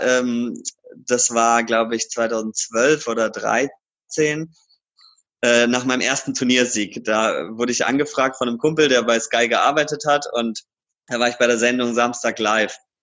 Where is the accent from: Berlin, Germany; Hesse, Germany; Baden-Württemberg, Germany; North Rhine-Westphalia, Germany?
Baden-Württemberg, Germany; Karlsruhe; now in Cologne, Germany; Kleiber Markisen als Karlsruher